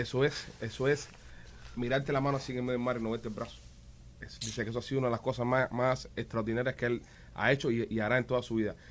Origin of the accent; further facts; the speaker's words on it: Cuba; moved away; yo de niño en Cuba